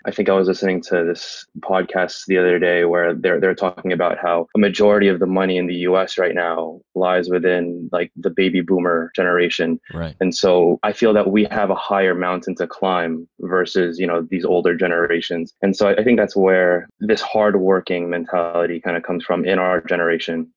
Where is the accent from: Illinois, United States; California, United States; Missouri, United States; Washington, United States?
California, United States; San Francisco; I was born and raised in San Francisco, oh, California